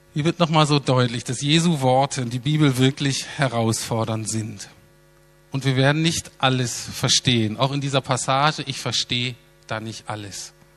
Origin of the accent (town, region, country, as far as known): Berlin, Germany